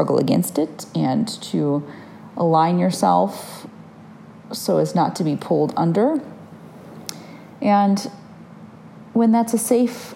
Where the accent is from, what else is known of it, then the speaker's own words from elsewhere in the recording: Michigan, United States; now in Oregon, United States; I grew up in Michigan